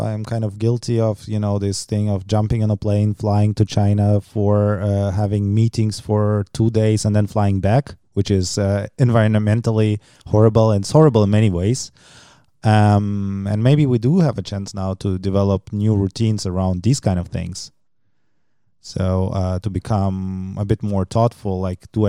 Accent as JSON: {"language": "English", "country": "Germany", "tie": "born or raised there", "moved": "yes", "said": "where I grew up in Germany"}